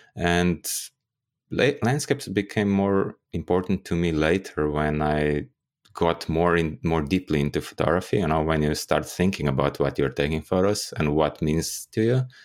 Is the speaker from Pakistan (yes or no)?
no; Ljubljana, Slovenia; in Ljubljana, my hometown